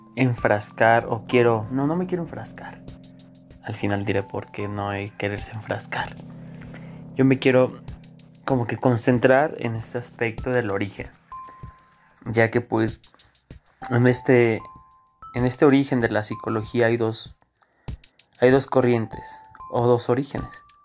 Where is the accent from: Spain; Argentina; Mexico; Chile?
Mexico; nosotros como mexicanos